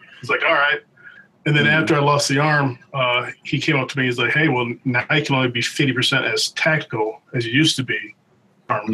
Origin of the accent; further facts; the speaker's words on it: Milwaukee, Wisconsin, United States; moved away; I grew up in Milwaukee, Wisconsin